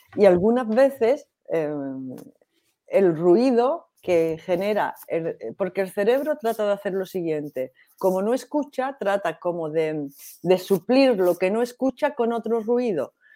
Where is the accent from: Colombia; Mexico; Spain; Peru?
Spain; Granada, Andalusia; yo soy de Granada